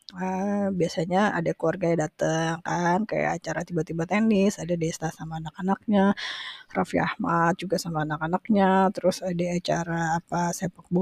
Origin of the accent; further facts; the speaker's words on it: Bandung, West Java, Indonesia; soalnya banyak banget cerita seru saya waktu kecil itu ya waktu di Bandung terus eh, habis itu dia pindah ke Jakarta gitu